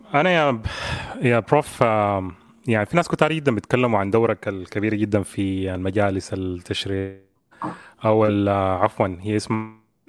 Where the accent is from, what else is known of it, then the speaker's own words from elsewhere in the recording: Sudan; عندنا كسودانيين